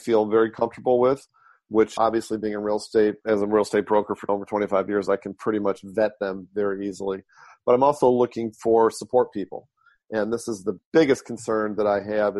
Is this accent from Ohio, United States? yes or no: no; Detroit, Michigan, United States; now in San Francisco, United States; born and raised in Detroit